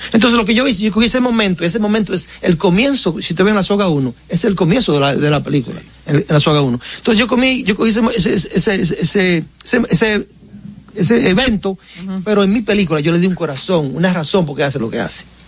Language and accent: Spanish; Baitoa, Santiago, Dominican Republic; moved away; also born or lived in United States; yo estaba en vacaciones en mi pueblo de, de Baitoa